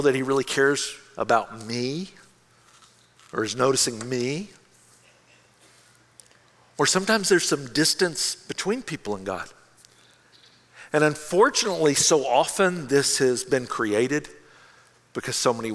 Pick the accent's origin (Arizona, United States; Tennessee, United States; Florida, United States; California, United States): Tennessee, United States; Memphis; my hometown in Memphis